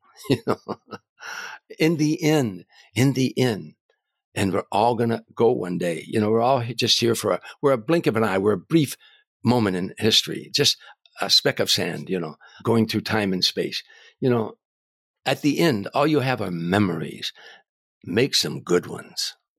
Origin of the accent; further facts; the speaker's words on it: Harvey, Illinois, United States; moved away; growing up in Harvey